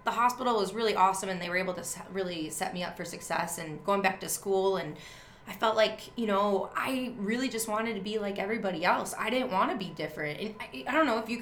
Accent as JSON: {"language": "English", "region": "Wisconsin", "country": "United States", "tie": "born or raised there", "said": "growing up as a kid, I grew up in Wisconsin"}